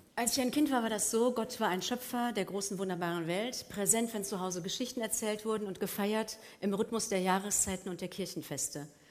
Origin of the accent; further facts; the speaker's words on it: Germany; dem tödlichen Naziregime meiner deutschen Heimat entkommen